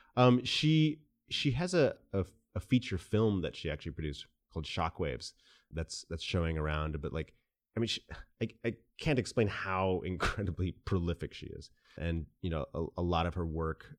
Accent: Cleveland, Ohio, United States; also born or lived in Japan; They separated when I was three. And my mom brought me to Cleveland, which is where she is from

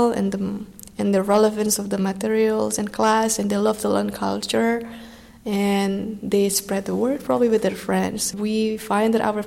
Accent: Salatiga, Central Java, Indonesia; English is a second language; moved away as an adult; now in New Haven, United States; I'm from Indonesia, so I was born in Salatiga, Central Java, Indonesia.

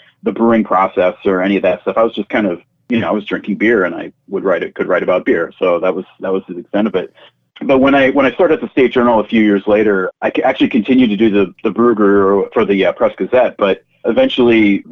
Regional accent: Green Bay, Wisconsin, United States; I'm a Green Bay native, and I was lucky enough to have my first job out of college be back at my hometown paper.

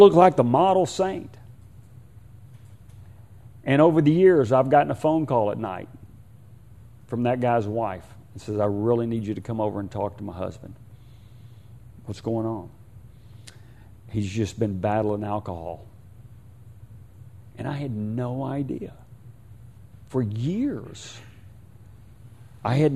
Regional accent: Houston, Texas, United States; I'm from Houston, and I am from Houston

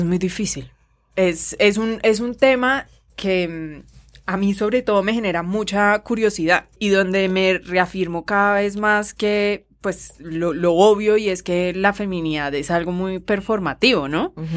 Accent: Colombia; mirarnos a nosotros mismos como colombianos

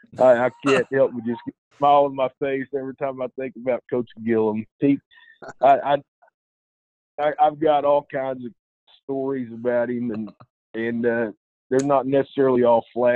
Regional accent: Duncan, Oklahoma, United States; also born or lived in Ardmore, Oklahoma; now in Greenwood, United States; Lived in southern Oklahoma. We moved around a lot when we were young, and we grew up in Duncan, Oklahoma, there in southern Oklahoma

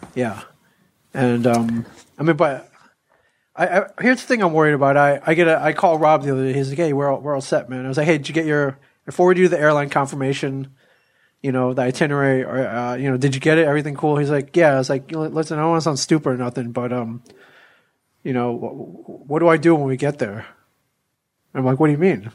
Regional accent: Ann Arbor, Michigan, United States; I grew up in Ann Arbor

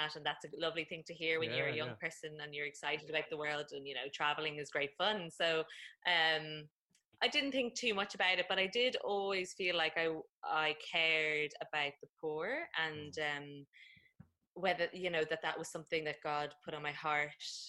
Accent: Dublin, Leinster, Ireland; I am from Dublin originally, and that's where I am right now in Ireland.

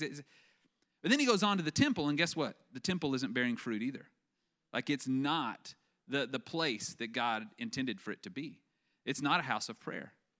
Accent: West Texas, United States; I grew up in West Texas, where they grow cotton like crazy

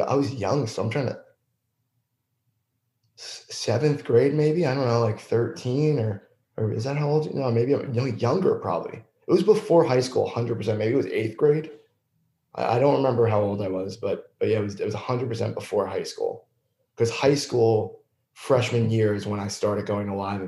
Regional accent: East Brunswick, New Jersey, United States; also born or lived in Clark, New Jersey; I'm from East Brunswick

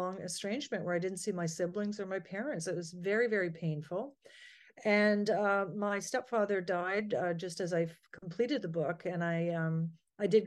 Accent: Ontario, Canada; I'm from Ontario, Canada

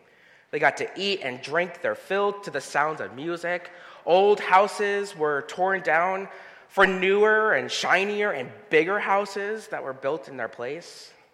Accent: Northeast Pennsylvania, United States; Growing up in Northeast Pennsylvania

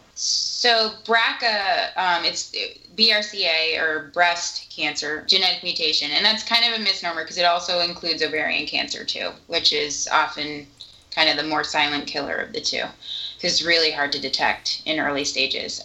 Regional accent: New England, United States; moved away as an adult; also born or lived in Salt Lake City; I grew up in New England

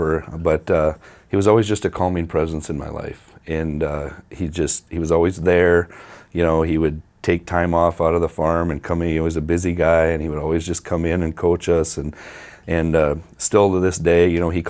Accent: Mount Vernon, United States; also born or lived in Huron; I grew up in Mount Vernon

